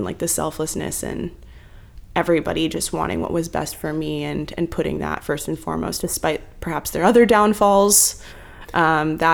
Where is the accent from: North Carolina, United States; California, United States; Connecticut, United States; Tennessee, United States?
California, United States; San Francisco; moved away as an adult; now in New York, United States; I was born in the U.S. I was born in San Francisco. And at UCSF, so proper San Franciscan